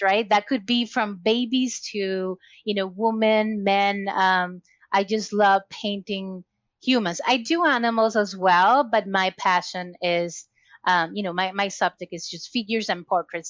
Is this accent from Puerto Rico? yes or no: yes; Puerto Rico; moved away as an adult; now in Massachusetts, United States; I was born and raised in Puerto Rico, so I'm Latina, and recently moved to Massachusetts when I'm located right now